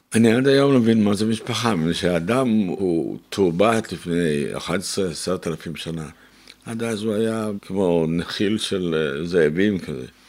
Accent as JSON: {"language": "Hebrew", "country": "Israel", "tie": "born or raised there", "said": "ואני גם כן לא הייתי בדיוק מארץ ישראל, נולדתי פה, אבל לא הייתי."}